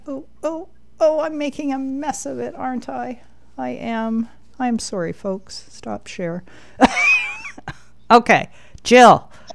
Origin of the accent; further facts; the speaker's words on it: Alberta, Canada; I was born in Alberta.